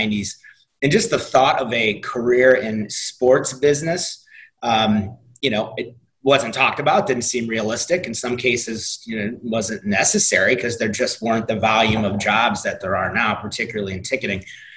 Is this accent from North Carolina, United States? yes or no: no; St. Louis, Missouri, United States; moved away; also born or lived in Nashville / Jacksonville; St. Louis, my hometown